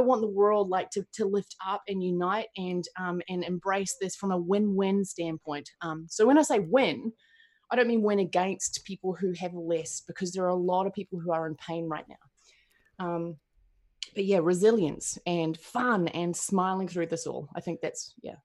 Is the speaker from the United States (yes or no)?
no; New Zealand; I'm from New Zealand